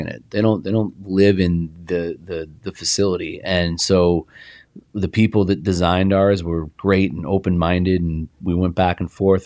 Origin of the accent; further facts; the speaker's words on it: Indianapolis, Indiana, United States; I played on a great team growing up in Indianapolis